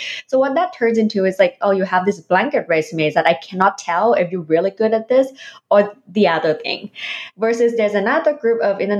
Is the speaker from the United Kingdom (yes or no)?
no; Philippines; now in Canada; even though I don't have the what so-called Canadian experience, but I have experience from my home country, from the Philippines, for the past 20 years.